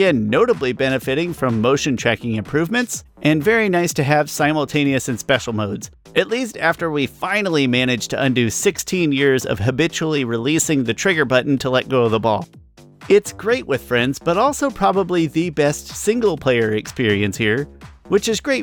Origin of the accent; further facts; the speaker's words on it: United States; I'm an American